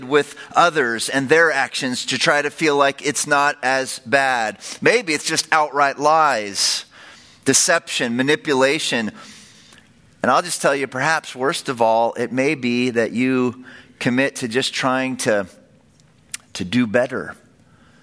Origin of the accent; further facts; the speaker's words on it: San Francisco Bay Area, California, United States; I grew up in the San Francisco Bay Area.